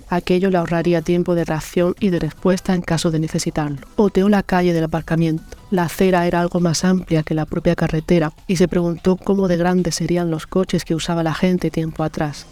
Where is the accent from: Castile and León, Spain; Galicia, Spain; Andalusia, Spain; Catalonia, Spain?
Andalusia, Spain; Almería; soy escritora almeriense